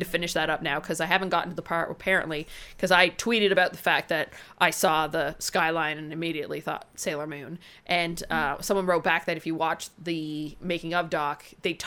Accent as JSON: {"language": "English", "region": "Newfoundland and Labrador", "country": "Canada", "said": "I come from Newfoundland, so it's very rare for anything to take place where I come from"}